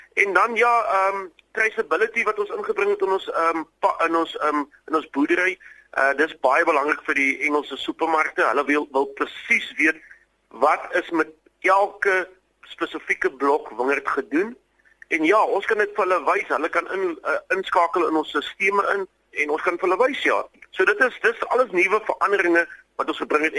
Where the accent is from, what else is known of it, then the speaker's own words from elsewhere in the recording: South Africa; also born or lived in Stellenbosch; ons Afrikaners